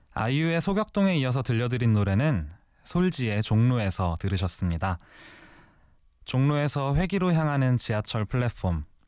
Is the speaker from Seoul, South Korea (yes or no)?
yes; Seoul, South Korea; also born or lived in Namyangju, Gyeonggi Province; 태어난 곳은 경기도 남양주시지만 태어난 지 100일도 안 돼서 서울로 이사를 왔거든요. 바로 은평구 응암동입니다. 초등학교 3학년 때까지의